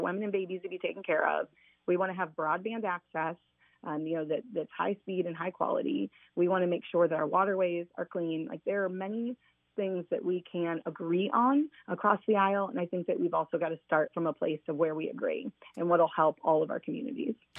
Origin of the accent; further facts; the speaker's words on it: Fort Wayne, Indiana, United States; also born or lived in Columbus, Indiana / Martinsville, Indiana; I grew up in Fort Wayne